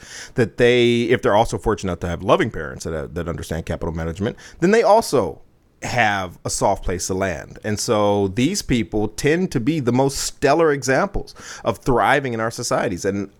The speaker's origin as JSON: {"language": "English", "country": "United States", "said": "As an American"}